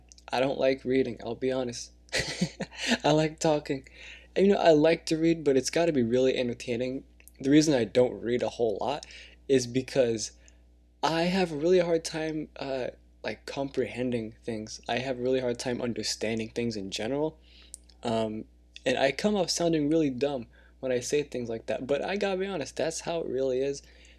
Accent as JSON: {"language": "English", "region": "California", "country": "United States", "tie": "born there", "said": "I was born in California. I don't know the city, to be honest. I was born in the US of A, and so I was born here, not in another country."}